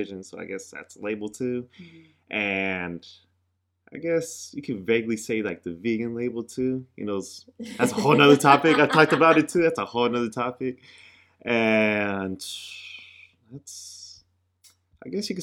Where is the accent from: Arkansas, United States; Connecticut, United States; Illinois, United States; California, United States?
California, United States; Pittsburg; Where I grew up in Pittsburgh, California